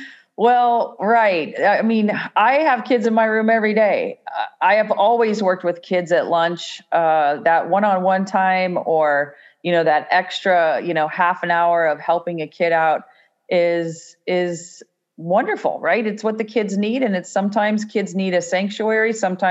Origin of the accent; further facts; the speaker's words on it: California, United States; I came from the Bay Area and did my student teaching actually in the Bay Area first